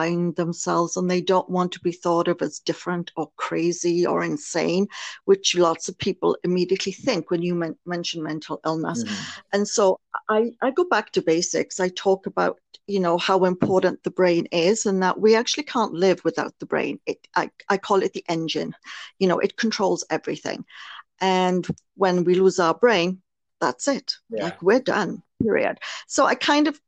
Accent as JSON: {"language": "English", "region": "Wales", "country": "United Kingdom", "tie": "born or raised there", "moved": "as an adult", "lives_now": "Canada", "said": "Originally, I was born in Wales in the United Kingdom, became a nurse. My childhood there was actually extremely abusive"}